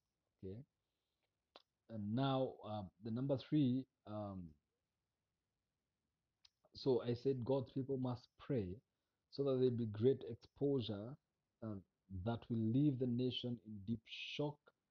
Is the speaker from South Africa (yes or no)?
no; Kenya; I am a Kenyan